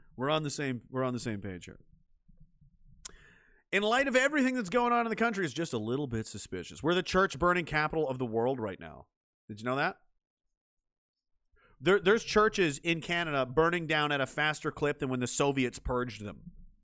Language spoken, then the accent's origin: English; East Coast, United States; Where is home? Rural East Coast. I'm from East Coast originally, yeah.